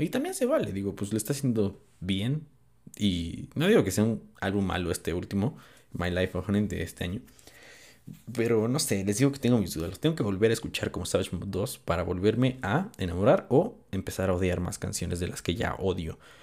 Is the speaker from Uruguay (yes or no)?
no; Mexico; soy de México